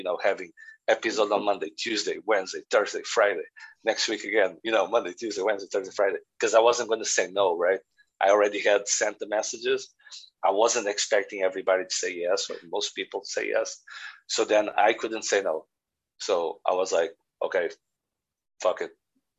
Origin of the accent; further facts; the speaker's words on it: Northern Ireland, United Kingdom; I message them, you know, I'm from Northern Ireland as well, blah, blah, blah, blah, blah.